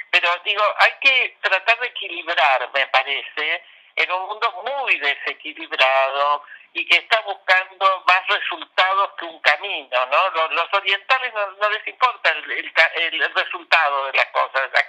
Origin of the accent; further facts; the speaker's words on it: Argentina; Venimos de la Argentina con un año donde no paramos de tener una campaña todos los días del año, entonces estamos hartos los argentinos